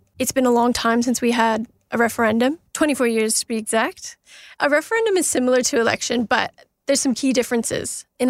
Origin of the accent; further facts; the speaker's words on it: Canada; now in Australia; I'm Canadian. I grew up in Canada.